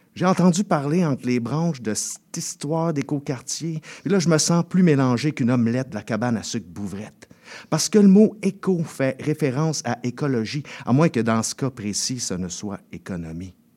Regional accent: Saint-Jérôme, Quebec, Canada; moi, plus précisément, j'ai grandi à La Fontaine. Euh, qui fait maintenant partie de la grande euh, MRC de Saint-Jérôme

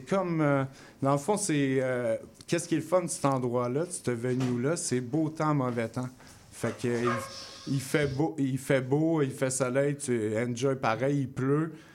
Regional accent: South Shore, Quebec, Canada; also born or lived in Montreal / Longueuil; j'étais du South Shore. Dans le fond, je me tenais avec comme plein de DJ, puis des chanteurs, tout ça. Quand j'étais jeune

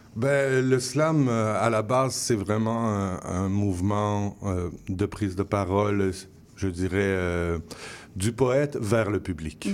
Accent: Quebec, Canada; first language French; notre parlure, on hein, appelons ça comme ça, notre parler français est, euh, est propre euh, à l'utilisation de la métaphore

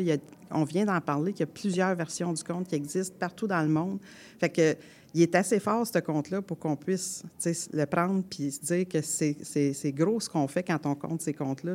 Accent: Quebec, Canada; accent: fort québécois; Puis moi, j'ai un accent fort québécois

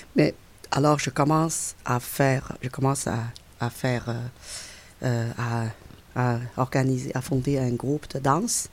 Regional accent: China; French is a second language; moved away as an adult; now in Quebec, Canada; Je suis chinoise, c'est sûr et certain, parce que ça fait 42 ans que j'ai vécu en Chine.

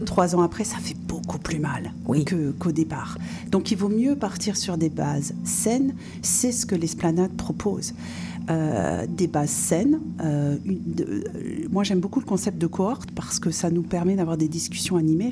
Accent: France; accent: bien français; moved away as an adult; also born or lived in North America / five European countries; mon accent bien français

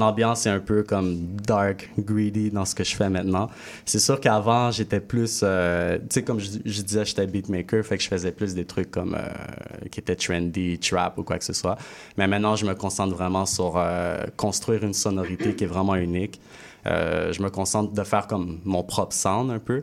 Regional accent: Quebec, Canada; also born or lived in Haiti; je suis haïtien québécois

